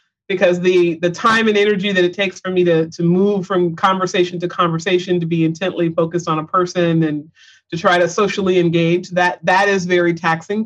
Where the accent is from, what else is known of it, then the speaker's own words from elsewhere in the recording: Pensacola, Florida, United States; I was born and raised in Pensacola, Florida